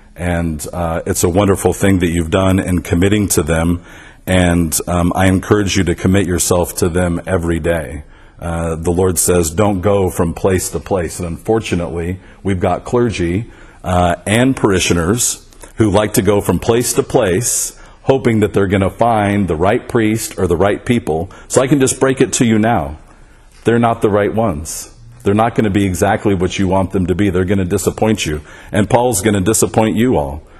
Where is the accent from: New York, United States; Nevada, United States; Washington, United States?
Nevada, United States; Las Vegas; I grew up in the Episcopal Church here in Las Vegas